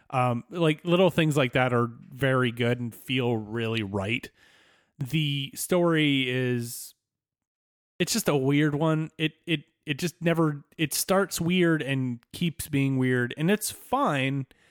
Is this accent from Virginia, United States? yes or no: yes; Southwest Virginia, United States; moved away; I grew up in Southwest Virginia